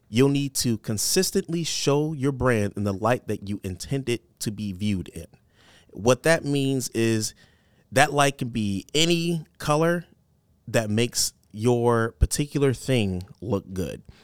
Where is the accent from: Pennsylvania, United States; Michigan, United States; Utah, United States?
Michigan, United States; Detroit; now in Cedar Rapids, United States; I'm from Detroit.